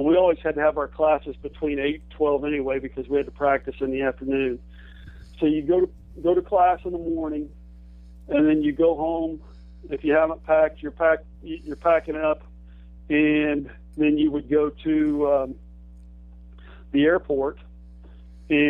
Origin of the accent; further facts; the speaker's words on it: Michigantown, Indiana, United States; I'm from Michigantown, Indiana. My parents, you know, were hardworking, middle-class people. We didn't even take vacations, let alone fly